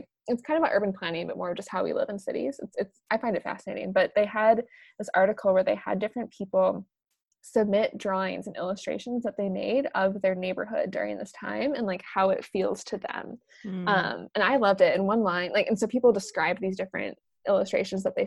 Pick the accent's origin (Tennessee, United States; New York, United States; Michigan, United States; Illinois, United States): Illinois, United States; Chicago; moved away as an adult; I born and raised in Chicago. I grew up here, went to college here